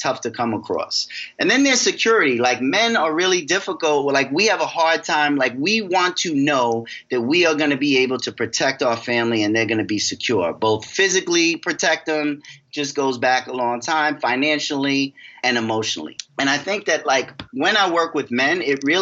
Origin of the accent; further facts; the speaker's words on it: New York, United States; I'm from New York